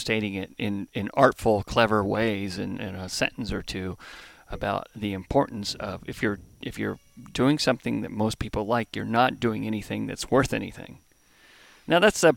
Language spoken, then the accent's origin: English; a very small town outside of Columbus, Ohio, United States; moved away; also born or lived in Southern California; I was born in Southern California, but grew up in a very small town outside of Columbus.